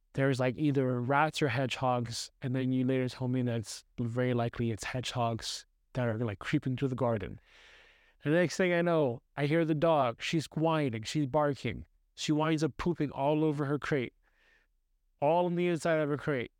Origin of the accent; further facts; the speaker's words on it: New York City, New York, United States; I grew up in New York City